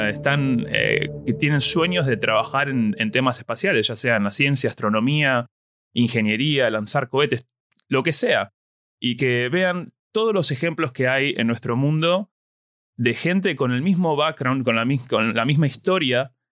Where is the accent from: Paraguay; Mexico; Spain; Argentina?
Argentina; La Plata, Buenos Aires Province; yo oh, soy de La Plata.